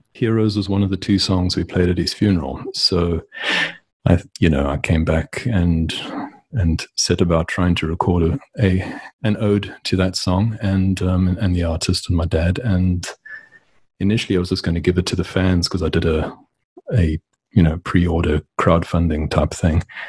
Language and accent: English; Port Elizabeth, Eastern Cape, South Africa; moved away as an adult; also born or lived in Johannesburg; now in United States; I was born in Port Elizabeth and ultimately ended up in Johannesburg